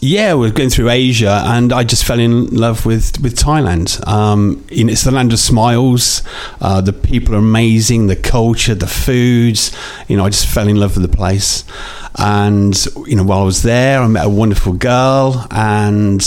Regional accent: Northampton, East Midlands, United Kingdom; I'm born and bred in Northampton, and living in town centre

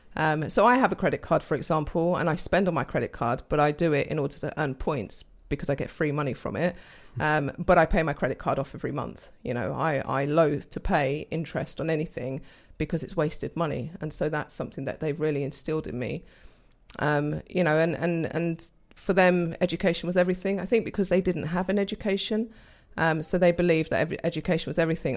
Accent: London, United Kingdom; moved away as an adult; also born or lived in Portugal (parents); now in Daventry, United Kingdom; I was born and bred in London with my brother

